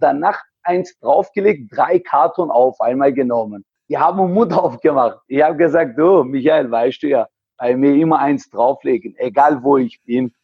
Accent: Heilbronn, Baden-Württemberg, Germany; ich komme aus Heilbronn

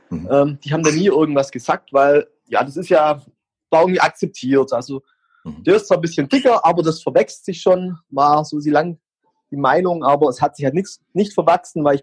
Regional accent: Heidenheim, Baden-Württemberg, Germany; Ich komme aus Heidenheim, das ist in Baden-Württemberg bin, ich werde jetzt 40 Jahre alt

